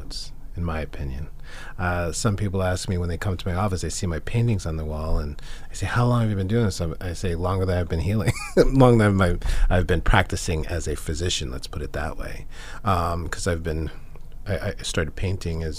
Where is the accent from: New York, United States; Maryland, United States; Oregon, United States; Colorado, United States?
New York, United States; I grew up in New York